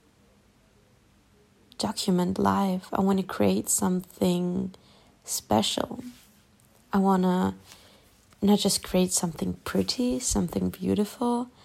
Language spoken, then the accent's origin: English; Germany; accent: German; first language German; English is a second language; I have that German accent when I'm talking English